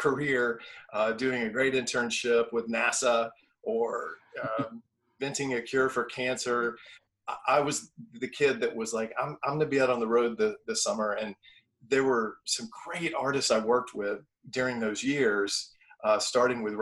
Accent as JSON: {"language": "English", "town": "Nashville", "region": "Tennessee", "country": "United States", "tie": "born or raised there", "said": "I grew up in Nashville as a non-musician, but a lover of the arts."}